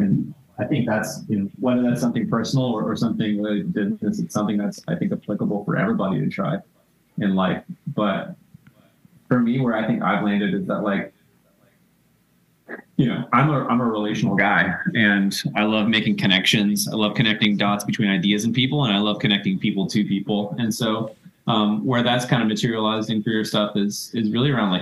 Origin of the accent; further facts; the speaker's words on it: Tennessee, United States; moved away as an adult; also born or lived in the South; now in New York City, United States; I grew up in the South. I'm from Tennessee originally. Mostly grew up in the South